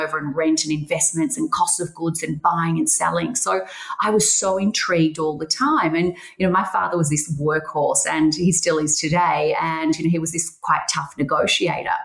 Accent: Geelong, Victoria, Australia; I grew up in Geelong and we were near the beach

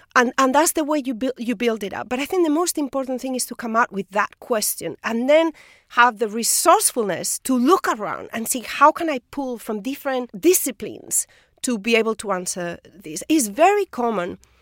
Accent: Spain; moved away as an adult; I'm from Spain. In Spain, people don't move.

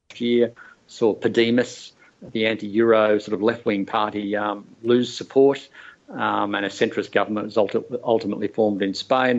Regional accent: Australia

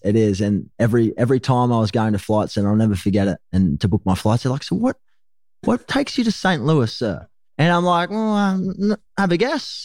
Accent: Gold Coast, Queensland, Australia; also born or lived in Sydney, New South Wales; Ended up heading north up to the Gold Coast where I was raised.

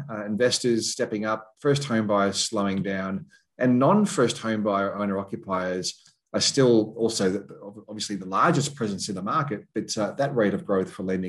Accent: Queensland, Australia; Even though as a Queenslander, I can go out and do some shopping.

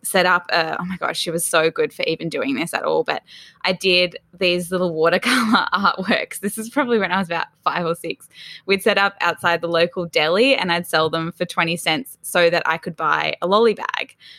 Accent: Sydney, New South Wales, Australia; also born or lived in Melbourne; I was actually born in Melbourne, but my parents moved to Sydney's Northern Beaches, so quite north. We were in Newport, which is fairly close to Palm Beach. I grew up there, um, from about three years old

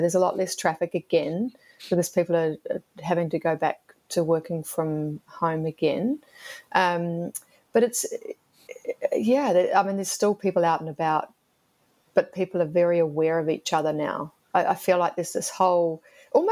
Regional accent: Gold Coast, Queensland, Australia; now in Melbourne, Australia; I'm from the Gold Coast

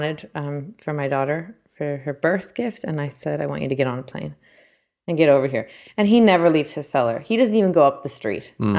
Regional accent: Southern California, United States; moved away as an adult; now in New Zealand; I'm from California

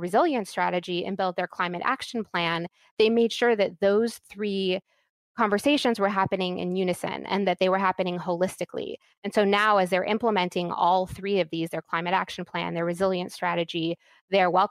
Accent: California, United States; my home state of California

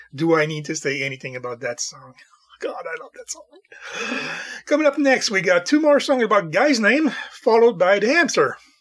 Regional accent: Montreal, Quebec, Canada; I'm from the Montreal area, the French part of the, the country.

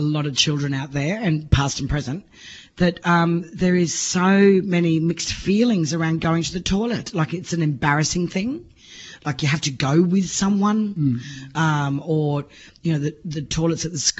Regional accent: Townsville, Queensland, Australia; I grew up in Townsville, North Queensland

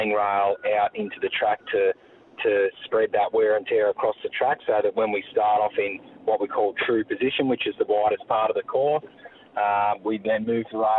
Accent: Warrnambool, Victoria, Australia; So I grew up in Warrnambool and attended Emmanuel College Secondary School

